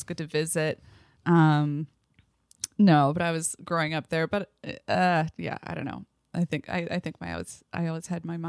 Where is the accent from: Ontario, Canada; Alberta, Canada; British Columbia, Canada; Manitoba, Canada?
Ontario, Canada; Port Colborne; moved away; I'm from Port Colborne, Ontario, and that is in the Niagara region down on Lake Erie.